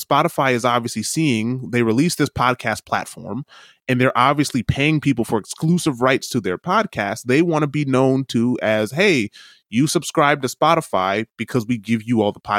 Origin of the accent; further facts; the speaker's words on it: New York City, New York, United States; You're like, man, I don't touch sheep. I'm from New York City.